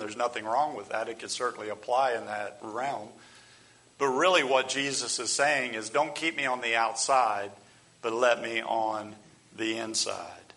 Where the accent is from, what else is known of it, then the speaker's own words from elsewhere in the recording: United States; as American Christians